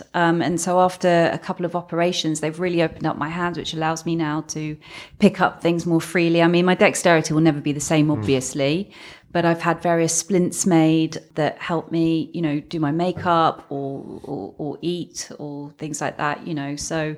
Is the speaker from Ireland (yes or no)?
no; London, United Kingdom; born there; also born or lived in Hadley Wood; Well, originally born in North London, so Woodside Park.